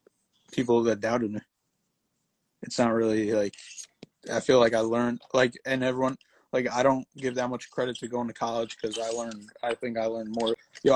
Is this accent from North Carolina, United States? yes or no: no; Connecticut, United States; I said I was from Connecticut